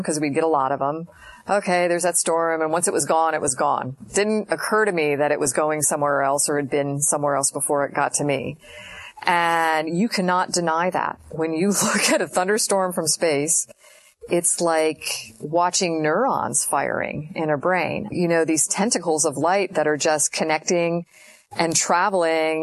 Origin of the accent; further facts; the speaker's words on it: Florida, United States; I remember growing up in Florida